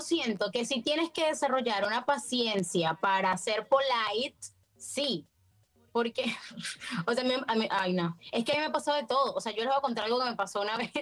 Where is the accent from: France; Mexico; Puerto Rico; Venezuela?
Venezuela; moved away as an adult; now in Buenos Aires, Argentina; yo vivo en Argentina, vivo en Buenos Aires desde hace cuatro años, pero soy de Venezuela, por si no lo notaron por mi acento